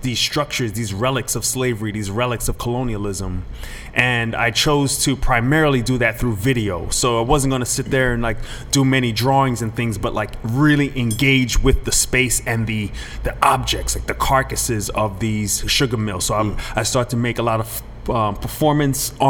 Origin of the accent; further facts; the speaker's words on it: Trinidad & Tobago; moved away; growing up in Trinidad